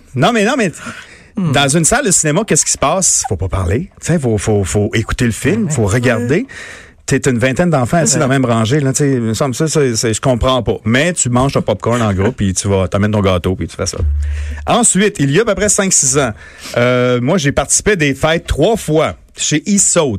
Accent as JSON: {"language": "French", "town": "Montmagny", "region": "Quebec", "country": "Canada", "tie": "born or raised there", "moved": "yes", "said": "chez nous, euh, dans mon patelin euh, natal, à Montmagny"}